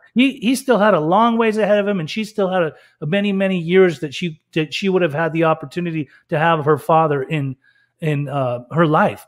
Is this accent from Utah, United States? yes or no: yes; Salt Lake City, Utah, United States; I grew up in Salt Lake City, Utah, for a long time.